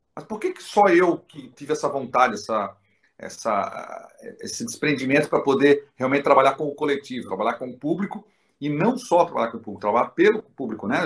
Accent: Florianópolis, Santa Catarina, Brazil; eu tive a honra de nascer nessa cidade linda

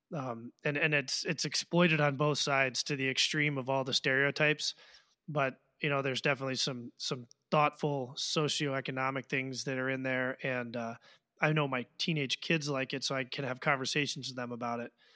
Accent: Washington, District of Columbia, United States; I grew up in Washington, D C

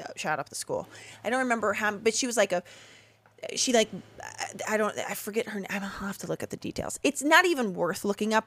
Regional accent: Chicago suburbs, Illinois, United States; I grew up in the Chicago suburbs

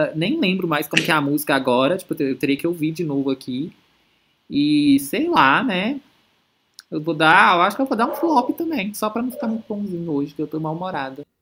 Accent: Brazil; a gente que, tipo, que é brasileiro e cresce

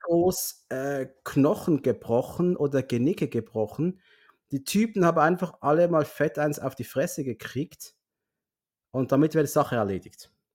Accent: Basel, Basel-Stadt, Switzerland; bei uns in Basel

